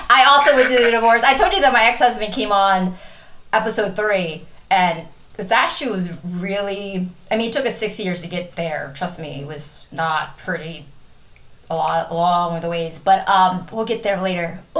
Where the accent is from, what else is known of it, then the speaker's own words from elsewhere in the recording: Wisconsin, United States; I'm from Wisconsin.